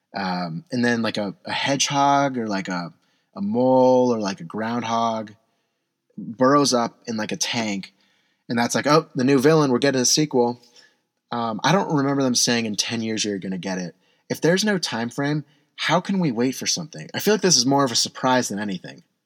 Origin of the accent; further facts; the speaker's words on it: San Diego, California, United States; now in Portland, United States; I'm from San Diego